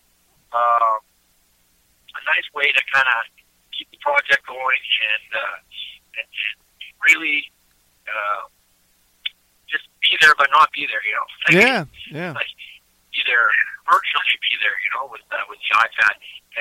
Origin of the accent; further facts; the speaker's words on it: Eastern Canada, Canada; now in Calgary, Canada; I come from Eastern Canada, and in Eastern Canada, we're kind of famous for something called kitchen parties